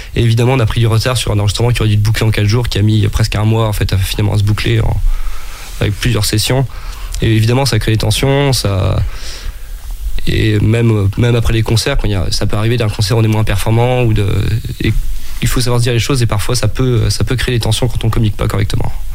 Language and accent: French; Brest, Brittany, France; je viens de Brest, donc euh, la vie côtière, c'est un peu le, le, cadre dans lequel j'ai grandi